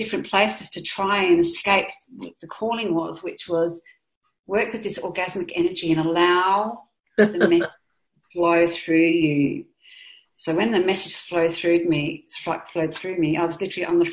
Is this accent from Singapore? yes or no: no; Adelaide, South Australia, Australia; growing up in Adelaide